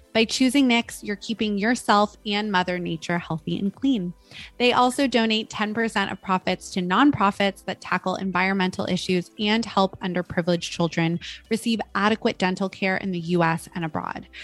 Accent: United States; a woman growing up in American culture

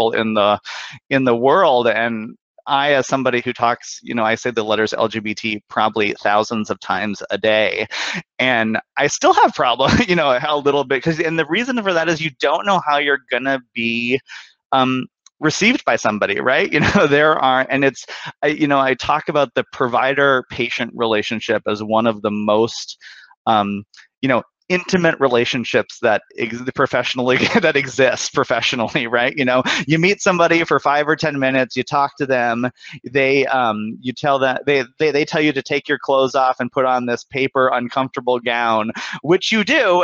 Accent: Bismarck, North Dakota, United States; moved away; I'm originally from Bismarck, North Dakota

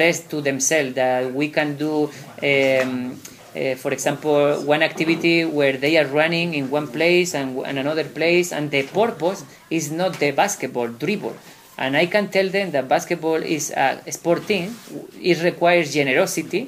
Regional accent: Spain; I am coming from Spain to South Africa and then all the way to Norway and come back to Spain

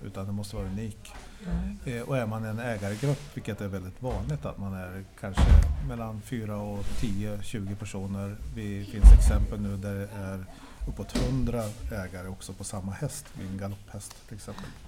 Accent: Norrland, Sweden; now in Stockholm, Sweden; Själv som norrlänning

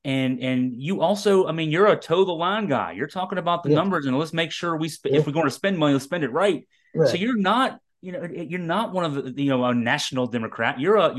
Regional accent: Augusta County, Virginia, United States; also born or lived in Deerfield, Virginia; I'm an Augusta County native as well. We both lived here for as long as we've been on the earth.

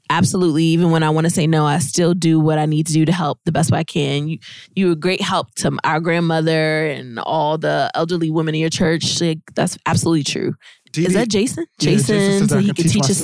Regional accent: Virginia Beach, Virginia, United States; also born or lived in Maryland; I grew up in Virginia Beach.

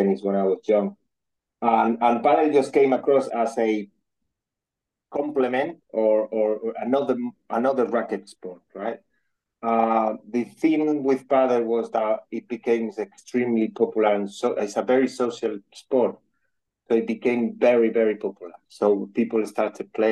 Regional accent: Madrid, Community of Madrid, Spain; moved away as an adult; now in London, United Kingdom; I'm from Madrid, from Spain

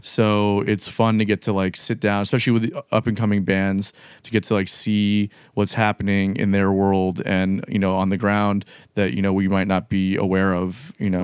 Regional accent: South Florida, United States; now in Jacksonville, United States; I'm from South Florida originally

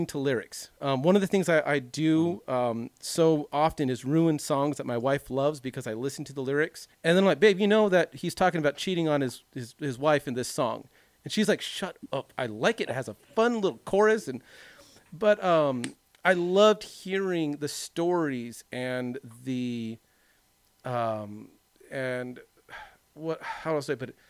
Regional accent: Long Beach, California, United States; growing up in the Long Beach area in the late 90s, I grew up in this very conservative white

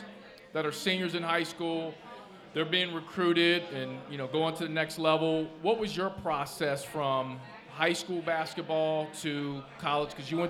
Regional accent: Chicago, Illinois, United States; growing up in Chicago, where the Bears are like

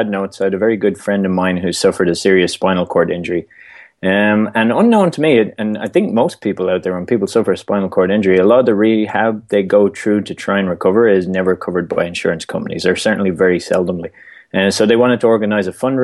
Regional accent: Dublin, Leinster, Ireland; moved away as an adult; now in United States; I came to the U.S. originally from Ireland, born and raised in Dublin, and moved to the U.S. working with the Irish government

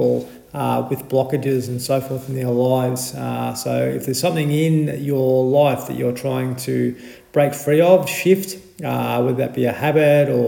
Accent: Adelaide, South Australia, Australia; moved away; I spent a lot of my childhood in Holden Hill

